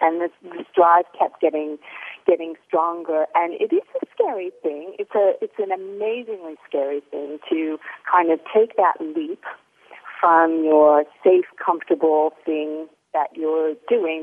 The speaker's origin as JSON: {"language": "English", "town": "Mount Vernon", "region": "Ohio", "country": "United States", "tie": "born or raised there", "moved": "as an adult", "lives_now": "Sydney, Australia", "said": "I was born in little Mount Vernon, Ohio"}